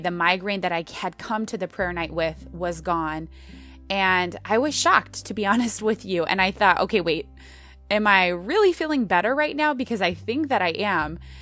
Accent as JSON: {"language": "English", "country": "United States", "said": "American Christians"}